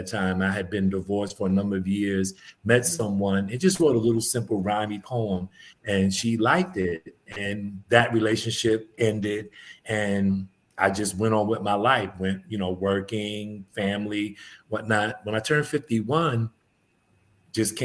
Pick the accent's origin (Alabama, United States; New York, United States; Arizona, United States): New York, United States; New York City; also born or lived in Bronx, New York; now in Atlanta, United States; I was born in the Bronx, but my parents bought a house when I was about 5 or 6 years old. So I grew up in East Elmhurst, Queens.